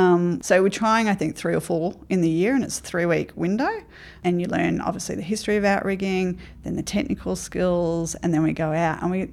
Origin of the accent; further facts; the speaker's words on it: Ipswich, Queensland, Australia; also born or lived in Brisbane; Yeah, I grew up in Ipswich, moved to Brisbane as a young adult life. Come from a not educated family.